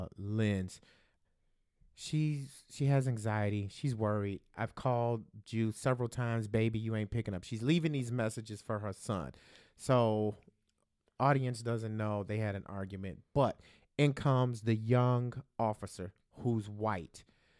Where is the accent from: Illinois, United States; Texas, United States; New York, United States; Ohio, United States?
Illinois, United States; Chicago; Growing up in Chicago in the, you know, in this hood, cops used to, you know, chase you down and, you know, rough you up all the time.